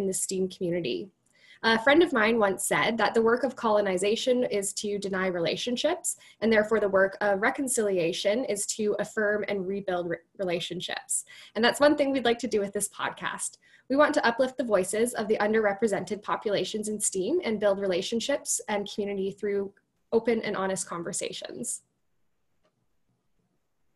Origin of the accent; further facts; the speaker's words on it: Cochrane, Alberta, Canada; I grew up in Cochrane, Alberta